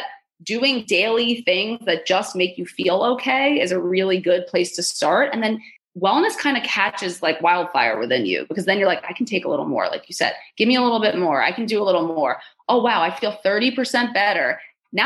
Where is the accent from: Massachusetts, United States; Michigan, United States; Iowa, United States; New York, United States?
New York, United States; I'm a Jew from New York